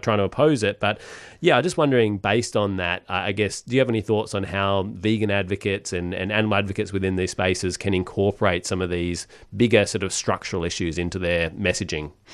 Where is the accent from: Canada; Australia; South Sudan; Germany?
Australia; Perth, Western Australia; I'm from Perth